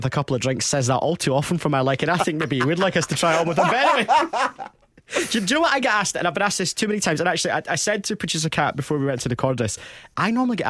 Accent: Stirling, Scotland, United Kingdom; accent: Scottish; I was from Stirling and we had to go into Glasgow because there wasn't really a community in Stirling, even though there's a uni there.

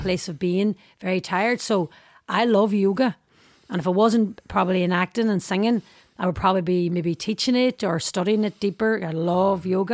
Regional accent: Derry, Northern Ireland, United Kingdom; my life growing up in Derry

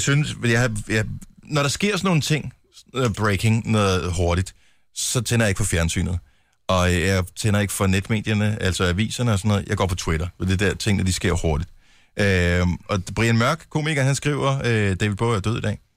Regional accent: Esbjerg, Southern Denmark, Denmark; Min fødeby

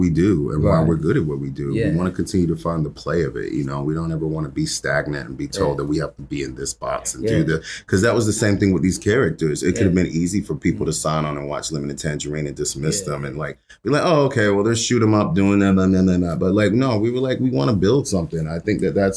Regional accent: United States; as a Black American

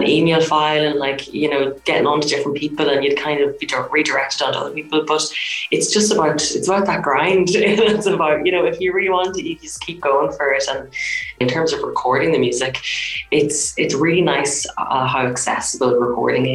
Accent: Monaghan, County Monaghan, Ireland; I grew up in Monaghan

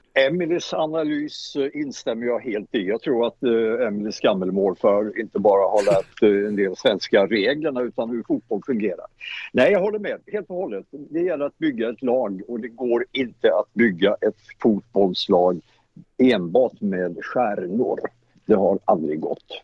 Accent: Småland, Sweden; Jag är smålänning

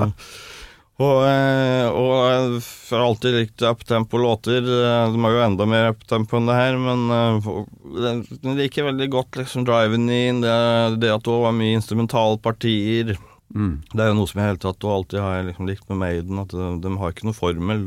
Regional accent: Toten, Innlandet, Norway; accent: Toten dialect; also born or lived in Trondheim / Germany / France / New York; now in Stockholm, Sweden; Jeg er født i Trondheim, vokste opp på Toten.

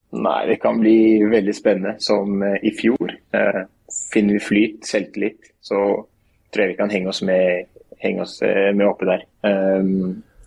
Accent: Oslo, Norway; moved away as an adult; now in Skien, Norway; Det er jo Oslo der jeg kommer fra

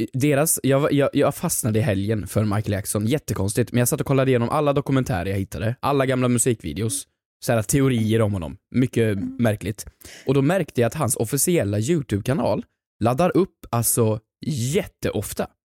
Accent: Värmland, Sweden; moved away; hemma i Värmland

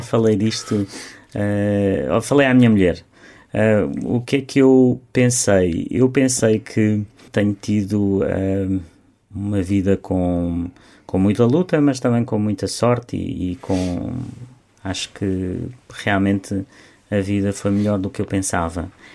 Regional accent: Beja, Alentejo, Portugal; moved away; eu quero ajudar a, eh, a minha terra, quero ajudar os jovens da minha terra

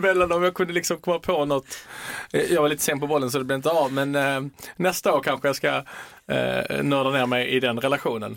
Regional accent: Sweden; also born or lived in Italy (ancestry); jag som svensk italienare

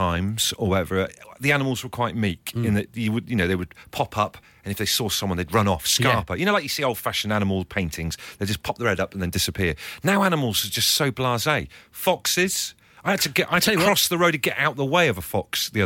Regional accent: Devon, South West England, United Kingdom; growing up in Devon

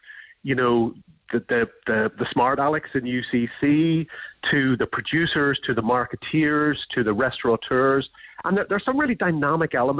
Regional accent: Belfast, Northern Ireland, United Kingdom; also born or lived in Dublin, Ireland; now in West Cork, Ireland; I was born in Belfast. I'm actually from Andersonstown.

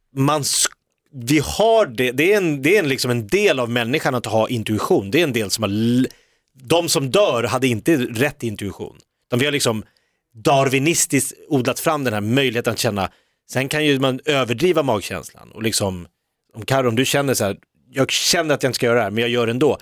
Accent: Stockholm, Stockholm County, Sweden; som stockholmare

